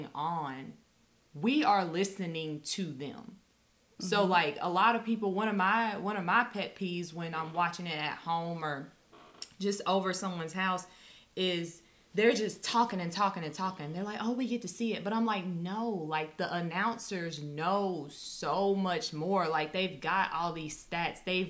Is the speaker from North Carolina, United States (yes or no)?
yes; North Carolina, United States; I grew up in North Carolina